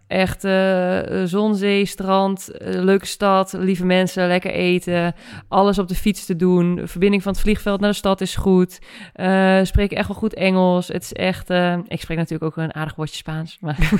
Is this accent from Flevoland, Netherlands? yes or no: no; Winterswijk, Gelderland, Netherlands; moved away; also born or lived in Randstad; Winterswijk rijd, waar ik vandaan kom